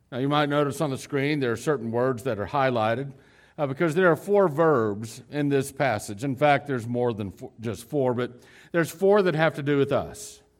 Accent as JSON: {"language": "English", "town": "Dallas", "region": "Texas", "country": "United States", "tie": "born or raised there", "also_born_or_lived": "Houston / Lubbock", "said": "I grew up in the city. Lubbock is the smallest city I ever grew up in. You know, we moved from Houston to Lubbock and to, then to Dallas, Fort Worth."}